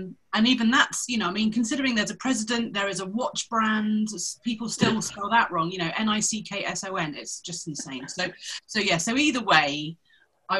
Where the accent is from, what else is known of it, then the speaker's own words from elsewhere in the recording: Cornwall, South West England, United Kingdom; moved away as an adult; also born or lived in London; I'm a Cornish girl, so I grew up in the countryside.